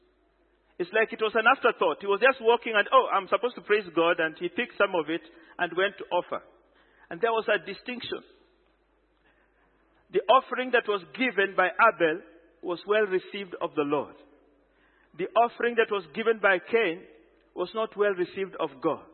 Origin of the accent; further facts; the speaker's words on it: Kenya; I am a Kenyan